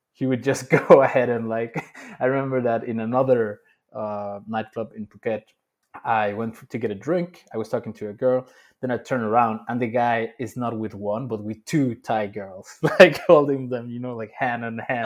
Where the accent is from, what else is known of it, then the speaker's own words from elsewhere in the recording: Mexico City, Mexico; moved away as an adult; also born or lived in Dubai; Born and raised in Mexico City for twenty-five years.